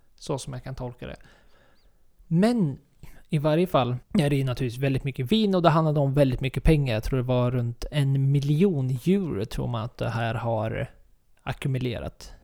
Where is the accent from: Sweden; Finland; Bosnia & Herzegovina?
Sweden